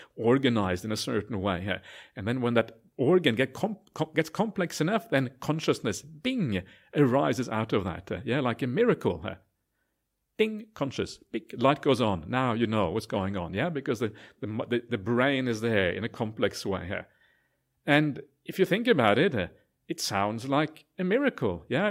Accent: Norway; now in Australia; I'm actually an Aussie citizen now as well, so I'm kind of a, I call myself a Aus-, Auswegian, half Aussie, half Norwegian

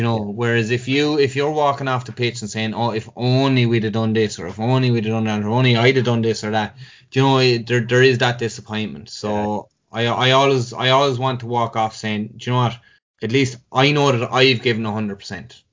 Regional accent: Cashel, Munster, Ireland; also born or lived in Dublin; growing up in Tip, and especially the, the family I came from

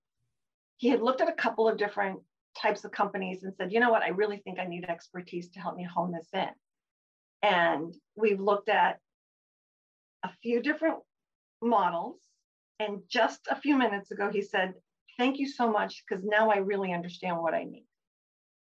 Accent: Massachusetts, United States; moved away as an adult; also born or lived in New York / Chicago; now in Cape Cod, United States; I had, you know, grown up in the Massachusetts area

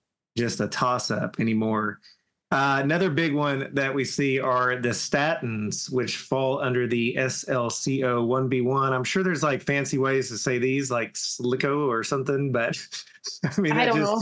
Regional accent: Southern, United States; accent: Southern; my Southern accent

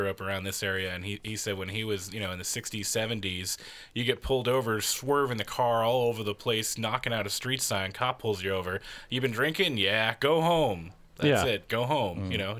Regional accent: California, United States; We're from California.

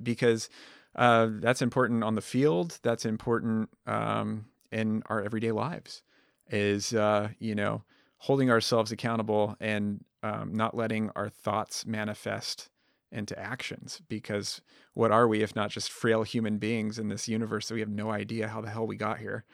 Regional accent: Southwest Colorado, United States; moved away; I grew up in Southwest Colorado with Izzy, um, you know, in a, in a tiny town

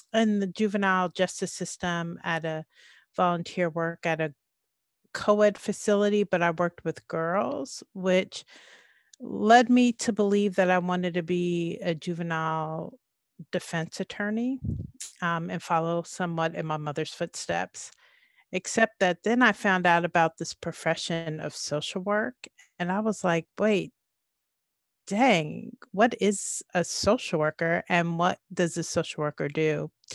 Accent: Oakland, California, United States; also born or lived in East Orange, New Jersey / Nashville, Tennessee; moved to California to the Bay Area, to Oakland, um, and finished elementary school, junior high back then, and high school in the Bay Area.

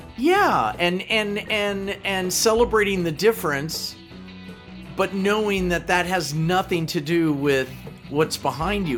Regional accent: Kansas, United States; accent: Kansas; my Kansas accent

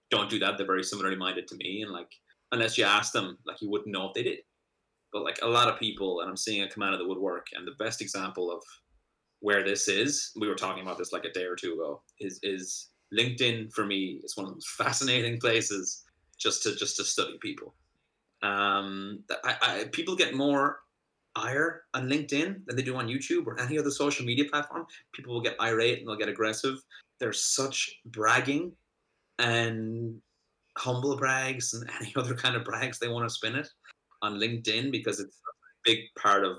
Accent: Ireland; moved away as an adult; also born or lived in United States; now in Boston, United States; being an Irishman over here.

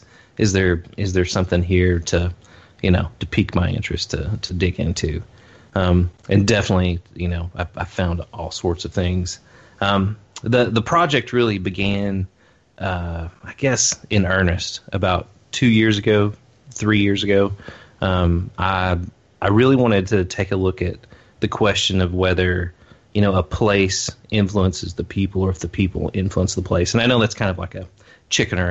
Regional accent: Appalachia, Eastern Kentucky, United States; moved away as an adult; also born or lived in Lexington, Kentucky; now in Somerset, United States; I'm originally from Eastern Kentucky, like deep in the mountains in the Appalachia

